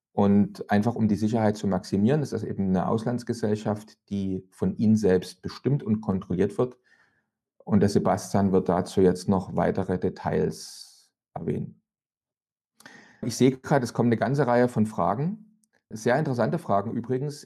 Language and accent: German; East Germany, Germany; ich komme aus dem Land, wo man mal gesagt hat, niemand hat die Absicht, eine Mauer zu bauen